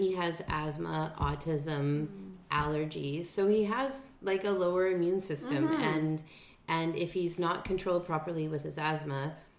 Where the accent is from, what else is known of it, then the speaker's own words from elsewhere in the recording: Prince Rupert, British Columbia, Canada; also born or lived in Kootenays, British Columbia; I remember when we moved here and I was 5